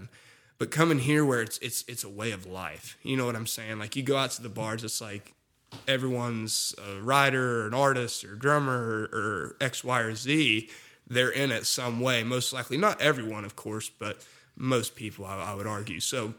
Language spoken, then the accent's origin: English; Casey, Illinois, United States; moved away as an adult; now in Nashville, United States; I'm from Casey, Illinois, which is just a town of 3,000 people